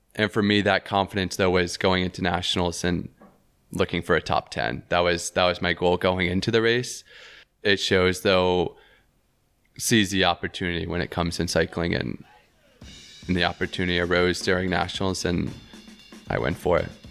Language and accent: English; Tennessee, United States; also born or lived in Knoxville, Tennessee; in my home state in the town that I was living